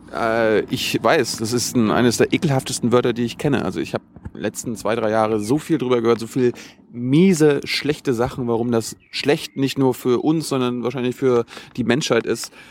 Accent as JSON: {"language": "German", "country": "Germany", "said": "als Deutsche"}